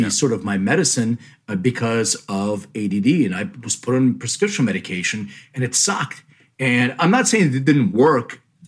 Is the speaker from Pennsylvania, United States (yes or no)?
yes; Philadelphia, Pennsylvania, United States; now in Los Angeles, United States; I'm originally from Philly